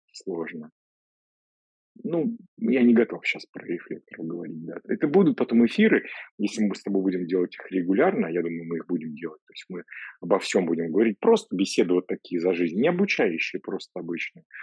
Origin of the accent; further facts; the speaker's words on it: Voronezh, Voronezh Oblast, Russia; moved away; я из Воронежа же сам изначально